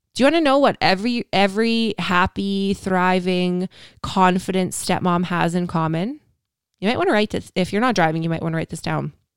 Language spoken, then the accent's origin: English; Canada; I'm Canadian